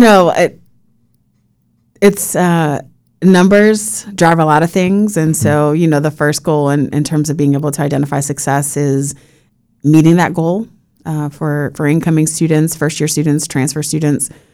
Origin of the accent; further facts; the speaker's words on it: Puerto Rico; now in Florida, United States; having been born and raised in Puerto Rico